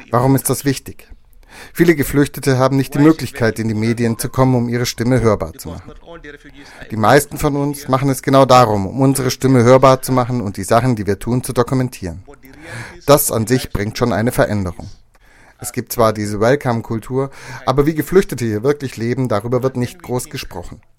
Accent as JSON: {"language": "German", "country": "Afghanistan", "second_language": "German", "moved": "yes", "lives_now": "Germany", "said": "ich auf meiner Reise von Afghanistan nach Deutschland erzählt habe, ich komme aus Afghanistan, haben die Leute gesagt, ach Afghanistan, da wo das Haschisch herkommt."}